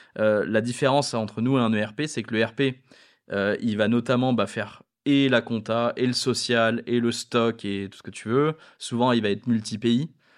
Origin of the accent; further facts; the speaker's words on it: France; étant français